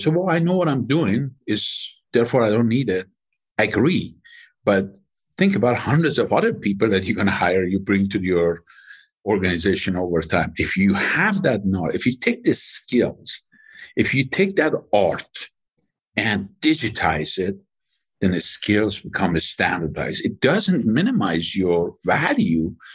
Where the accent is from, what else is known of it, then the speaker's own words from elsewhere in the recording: Iran; moved away as an adult; I grew up in Iran